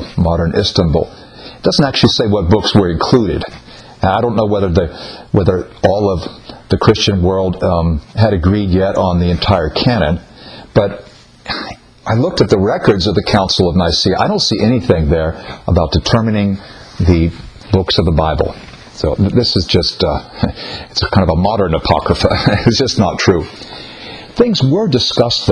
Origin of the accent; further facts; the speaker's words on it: United States; I'm from the United States.